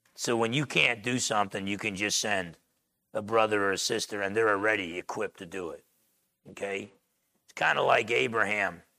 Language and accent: English; Essex County, New Jersey, United States; I grew up in Essex County, New Jersey, half Italian, half Portuguese